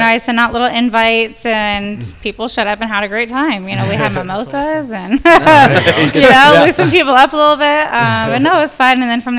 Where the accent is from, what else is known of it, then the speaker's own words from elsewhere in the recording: Virginia, United States; So I grew up in the Virginia area.